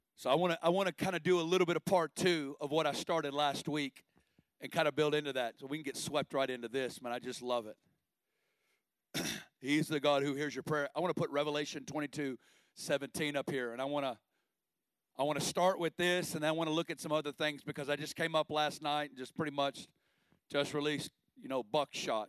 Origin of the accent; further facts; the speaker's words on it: Northwest Arkansas, United States; I'm originally from Northwest Arkansas, and uh, I grew up in a great family